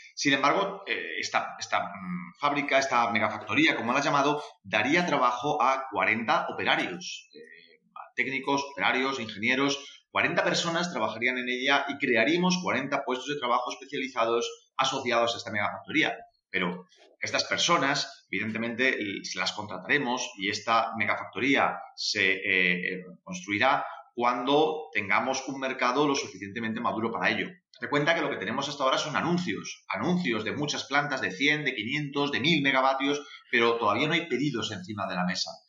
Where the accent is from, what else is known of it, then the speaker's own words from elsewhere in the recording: Spain; also born or lived in Seville; nuestro país